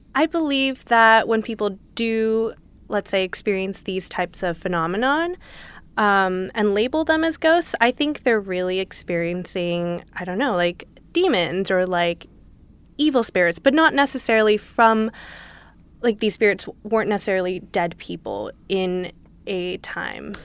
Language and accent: English; Los Angeles, California, United States; I grew up in L